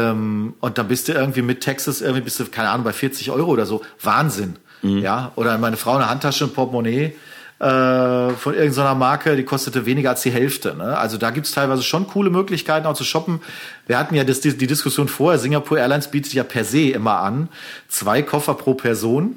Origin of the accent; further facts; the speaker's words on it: Germany; als Deutsche